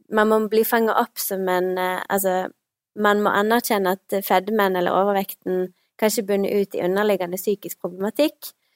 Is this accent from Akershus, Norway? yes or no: no; Stord, Vestland, Norway; accent: vestlandsk; moved away as an adult; now in Bergen, Norway; Jeg er 29 år, kommer fra Stord